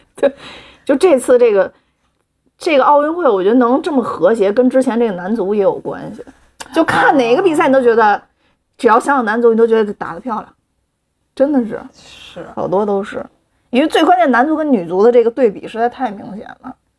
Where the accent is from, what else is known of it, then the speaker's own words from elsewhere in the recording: China; 我们中国人